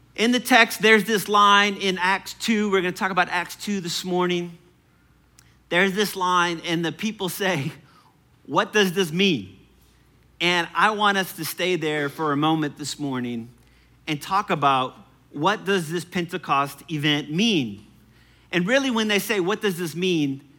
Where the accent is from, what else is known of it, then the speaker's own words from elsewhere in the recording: New Orleans, Louisiana, United States; I'm from New Orleans